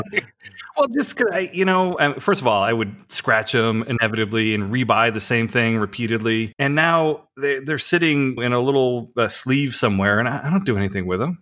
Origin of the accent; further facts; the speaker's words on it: United States; I'm an American